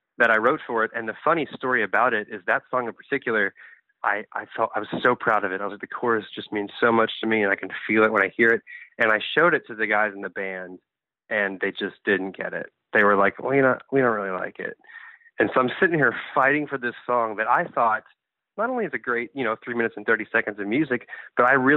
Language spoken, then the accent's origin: English; New Orleans, Louisiana, United States; accent: Texas; moved away; also born or lived in Texas; I'm from New Orleans, but I've probably been here too long